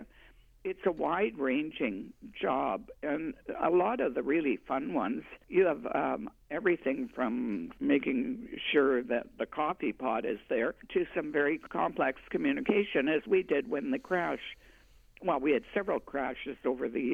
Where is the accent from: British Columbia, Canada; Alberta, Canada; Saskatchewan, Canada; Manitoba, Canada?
Manitoba, Canada; Winnipeg; moved away as an adult; also born or lived in Toronto; I grew up in Winnipeg, but left when I got married and lived in Toronto for actually 23 years